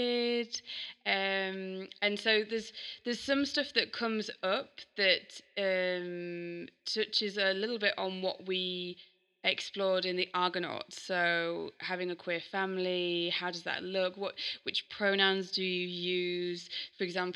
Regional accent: Yorkshire and the Humber, United Kingdom; I'm from Yorkshire.

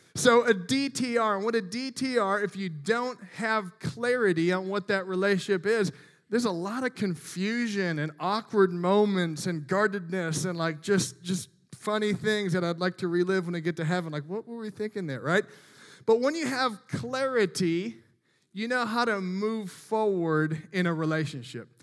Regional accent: Midwest, United States; I'm from the Midwest

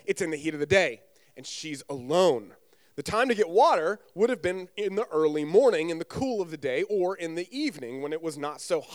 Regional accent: North Carolina, United States; also born or lived in Southern Virginia; now in Virginia, United States; I grew up actually in North Carolina

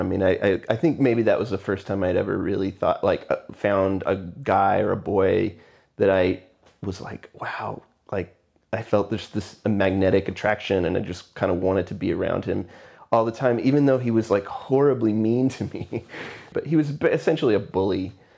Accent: Houston, Texas, United States; also born or lived in McAllen, Texas; I was born in Houston, Texas, and I lived there until I was fourteen, fifteen

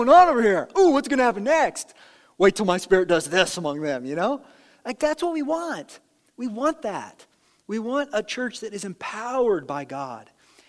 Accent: Ireland; I'm a little explosive. I'm Irish, whatever the thing is that you use, you know.

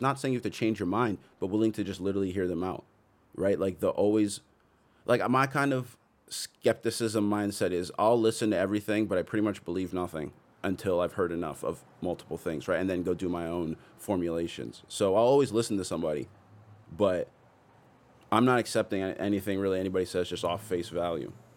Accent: Toronto, Ontario, Canada; I'm from Toronto

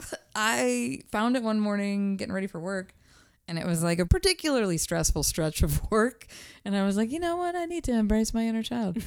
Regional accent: Pittsburgh, Pennsylvania, United States; that was my hometown

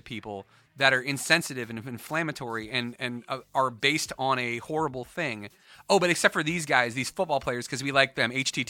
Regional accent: Woodbridge, Virginia, United States; we grew up in Woodbridge, so like right outside of Potomac Mills.

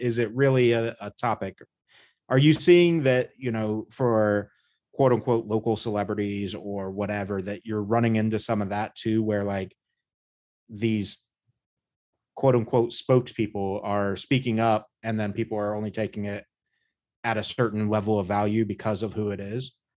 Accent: United States; born or raised there

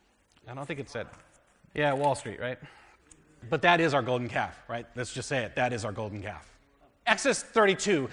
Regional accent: United States; We're American Christians. We are very much American Christians

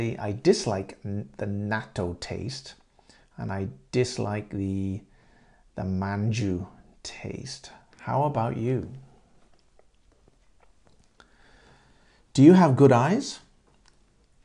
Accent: England, United Kingdom; In England, I'm from Great Britain, yeah, in England

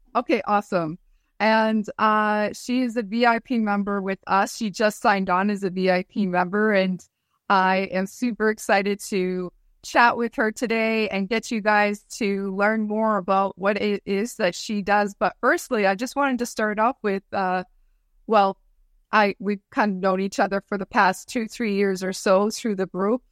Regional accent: Hearst, Ontario, Canada; my hometown in Hearst

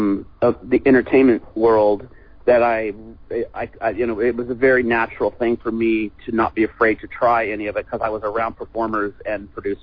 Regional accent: Fresno, California, United States; also born or lived in Clovis, California; Fresno, California, Clovis, California. And we kind of just did shows around that vicinity. It's like Central California.

